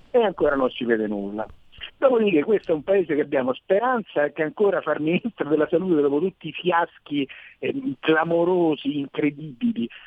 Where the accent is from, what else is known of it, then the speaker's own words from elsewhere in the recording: Rome, Lazio, Italy; now in Marsala, Italy; io abito in Sicilia, a Marsala … fra l'altro, e abito a Marsala, anche se sono di Roma